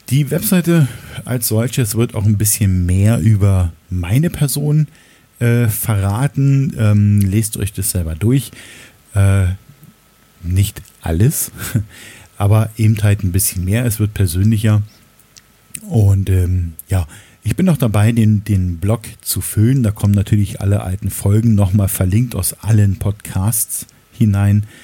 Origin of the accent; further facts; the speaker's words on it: Berlin, Germany; aber das ist der U-Bahnhof in der Nähe ähm, des Ortes, in dem ich oder wo ich aufgewachsen bin. Ähm, die Magdalenenstraße in Berlin-Lichtenberg